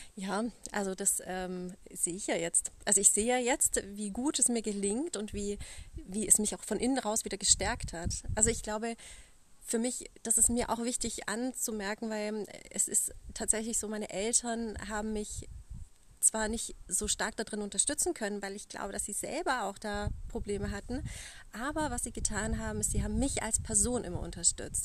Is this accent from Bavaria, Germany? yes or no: yes; Allgäu, Bavaria, Germany; ich komme aus dem Allgäu